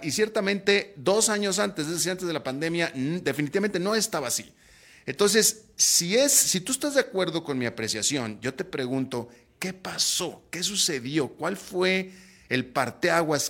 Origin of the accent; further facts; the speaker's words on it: Mexico; now in Costa Rica; yo soy mexicano